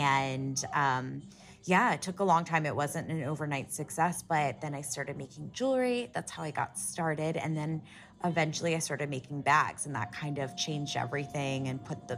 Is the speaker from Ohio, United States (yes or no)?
yes; Columbus, Ohio, United States; Well, we're from Ohio, from Columbus, Ohio